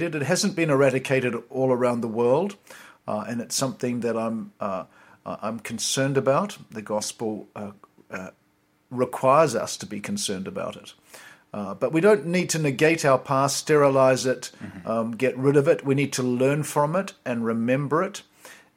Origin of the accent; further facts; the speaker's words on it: Richmond, Virginia, United States; my home state